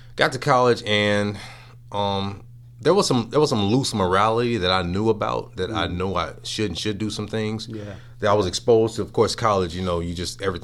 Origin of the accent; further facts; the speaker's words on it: Chicagoland area, Indiana, United States; Region Rats